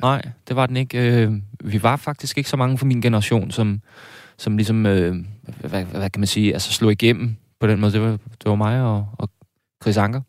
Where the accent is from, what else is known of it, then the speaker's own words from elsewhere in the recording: South Zealand, Denmark; jeg var nede fra Sydsjælland